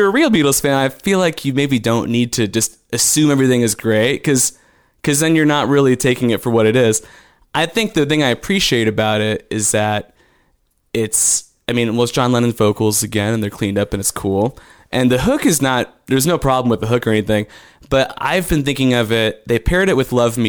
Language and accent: English; Yorkville, Illinois, United States; moved away as an adult; also born or lived in Indiana; now in Austin, United States; I'm from around Chicago. It's a town called Yorkville, middle of Illinois.